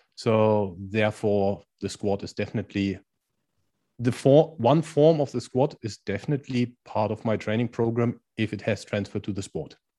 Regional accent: Germany; accent: German; English is a second language; moved away as an adult; also born or lived in India / Spain / China; now in Netherlands; I'm originally from Germany, which is probably easy to hear from my accent

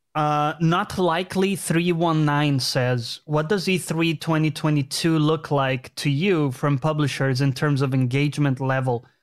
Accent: Brazil; moved away; I'm from Brazil

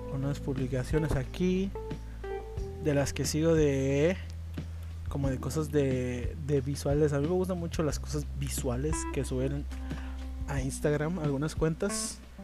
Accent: Tijuana, Baja California, Mexico; en Tijuana, en Baja California, eh, de donde yo soy

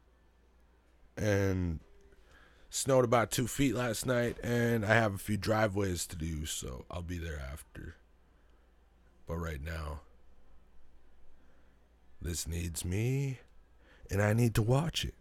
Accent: Greenville, British Columbia, Canada; I'm from Greenville

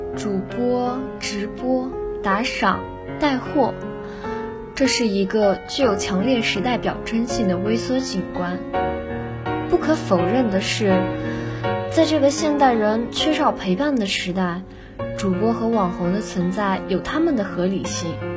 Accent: Nantong, Jiangsu, China; now in Nanjing, China; 来自江苏南通

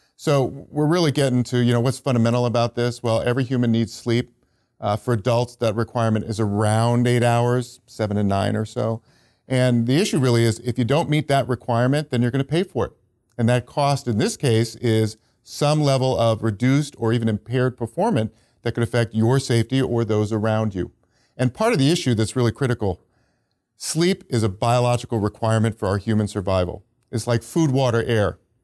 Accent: Silicon Valley, California, United States; I'm from Silicon Valley

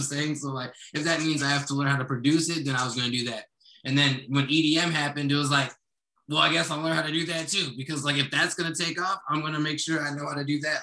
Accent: Kenosha, Wisconsin, United States; also born or lived in Florida / Chicago; now in Milwaukee, United States; I was raised for the most part in Kenosha.

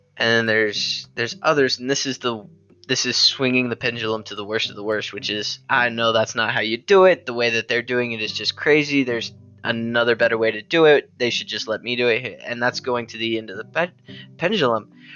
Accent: United States; us as Americans that we are Americans.

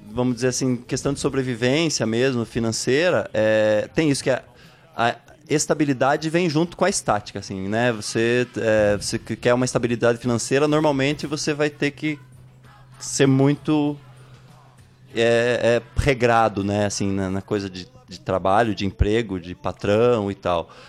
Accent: Ponta Grossa, Paraná, Brazil; also born or lived in Jacutinga; Mas eu só nasci lá e vim com um mês de vida para Ponta Grossa.

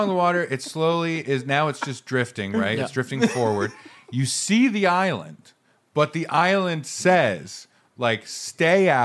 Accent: Maine, United States; I grew up in Maine.

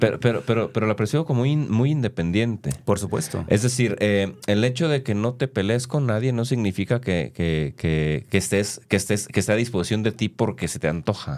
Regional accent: Guadalajara, Jalisco, Mexico; Yo, nací en Guadalajara, producto de papás que se vinieron casados del rancho

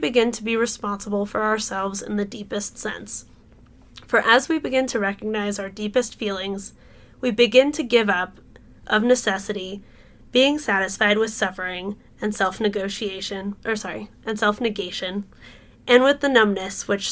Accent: San Francisco Bay Area, California, United States; growing up in the San Francisco Bay Area

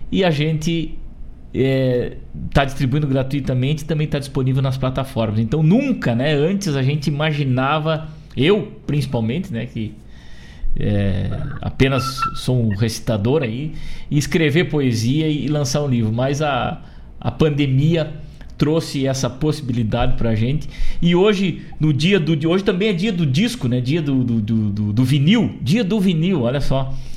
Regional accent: Rosário do Sul, Rio Grande do Sul, Brazil; moved away as an adult; now in Porto Alegre, Brazil; saí do meu Rosário do Sul, lá que sou natural de Rosário do Sul

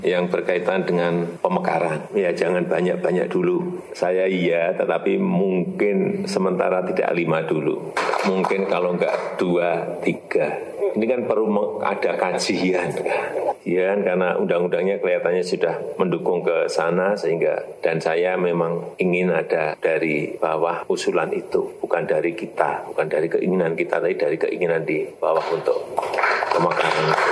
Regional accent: Papua, Indonesia; kami orang Papua

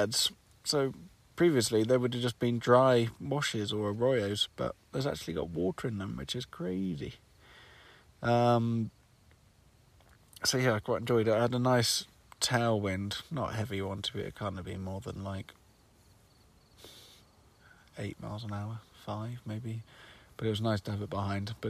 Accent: United Kingdom; I'm from the UK

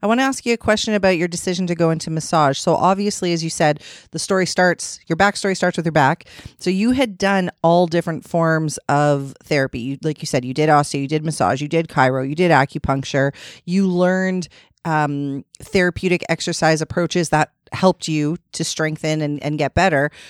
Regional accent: Ontario, Canada; We're from Ontario

